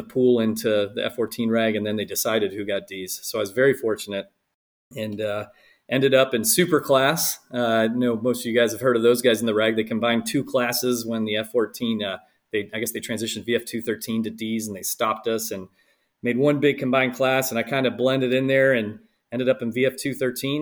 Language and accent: English; Fairfax County, Northern Virginia, United States; also born or lived in Buffalo, New York; I ended up growing up the rest of my life here in Northern Virginia, Fairfax County, just outside of D.C.